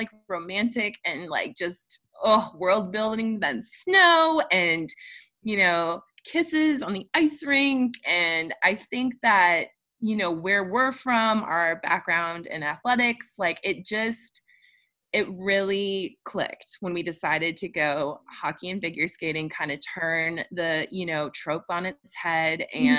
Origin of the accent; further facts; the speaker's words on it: Midwest, United States; Well, I think the fact that we're both from the Midwest